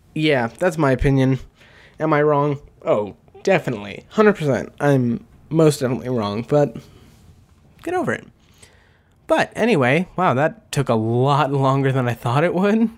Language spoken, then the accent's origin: English; the West, United States; I am from the West